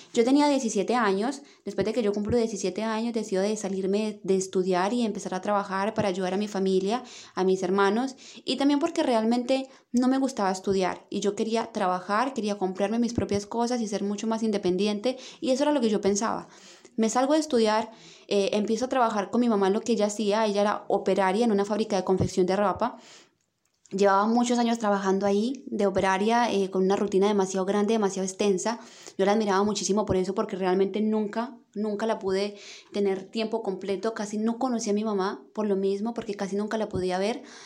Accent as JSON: {"language": "Spanish", "country": "Colombia", "moved": "as an adult", "lives_now": "Santiago, Chile", "said": "yo en Colombia trabajaba muchísimo"}